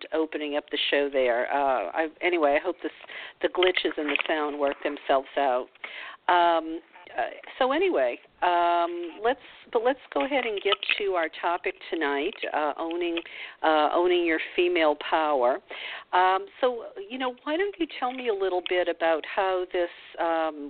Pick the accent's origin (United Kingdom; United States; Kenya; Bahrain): United States; the South; moved away; growing up in the South